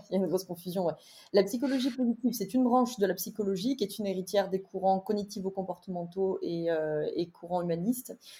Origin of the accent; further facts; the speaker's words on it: Drôme, Auvergne-Rhône-Alpes, France; also born or lived in Lyon; J'ai quitté Lyon pour pour ma Drôme natale